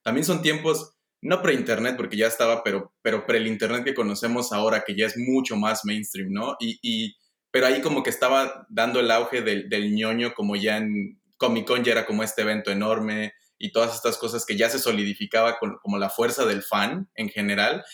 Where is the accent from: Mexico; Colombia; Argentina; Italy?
Mexico; mi familia todos somos mexicanos